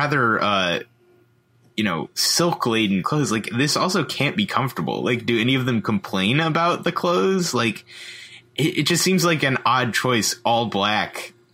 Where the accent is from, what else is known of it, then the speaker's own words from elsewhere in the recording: United States; we're American